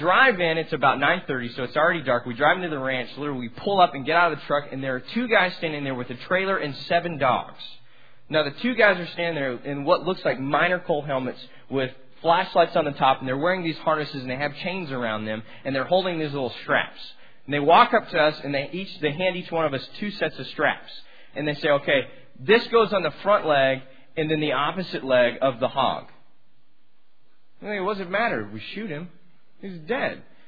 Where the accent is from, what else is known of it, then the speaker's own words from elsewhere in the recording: Amarillo, Texas, United States; I'm from Amarillo, and I grew up, Amarillo's like a big small town.